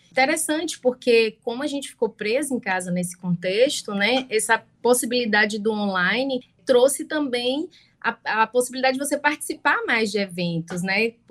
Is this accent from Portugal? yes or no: no; Salvador, Bahia, Brazil; eu sou, sou de Salvador, né, tô aqui, sou da Bahia, na verdade, moro aqui em Salvador